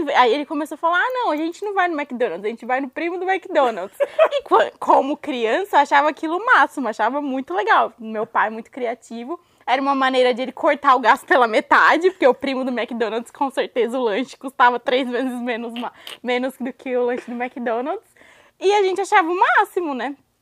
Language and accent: Portuguese; Brazil; moved away as an adult; now in United States; eu saí do Brasil tem sete anos quase já